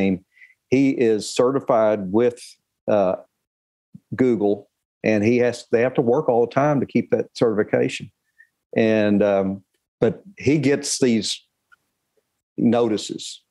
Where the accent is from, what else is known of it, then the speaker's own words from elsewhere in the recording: Arlington, Texas, United States; also born or lived in Duncan, Oklahoma; I was born in Duncan, Oklahoma, but I was raised in Arlington